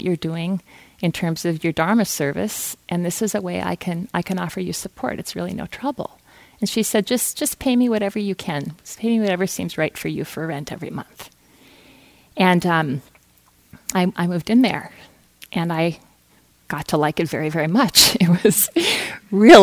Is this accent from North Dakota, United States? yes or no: yes; Fargo, North Dakota, United States; I grew up in Fargo, North Dakota